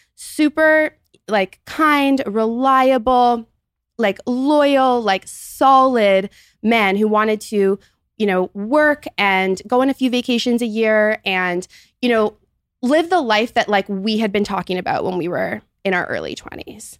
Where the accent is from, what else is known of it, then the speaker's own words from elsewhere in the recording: Toronto, Ontario, Canada; also born or lived in Montreal, Canada; I'm thirty-one, and I'm from Toronto, Canada.